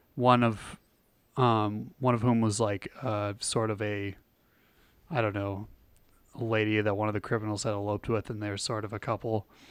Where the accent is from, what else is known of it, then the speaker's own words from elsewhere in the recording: hometown with an M State campus, Minnesota, United States; I used to drive past the, their campus in my hometown